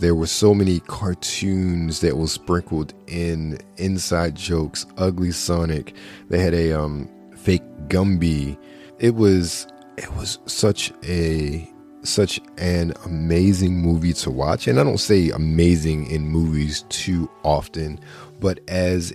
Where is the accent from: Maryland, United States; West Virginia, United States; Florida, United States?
Maryland, United States; Baltimore; Growing up in Baltimore, Fox 45 in Baltimore